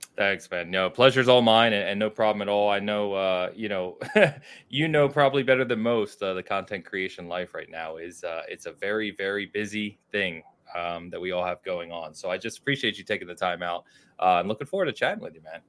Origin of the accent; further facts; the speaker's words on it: outside of Philadelphia, Pennsylvania, United States; I grew up outside of Philadelphia